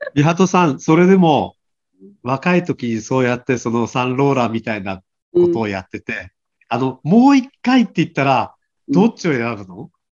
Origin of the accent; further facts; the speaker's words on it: Aomori, Japan; 私たち青森県からしても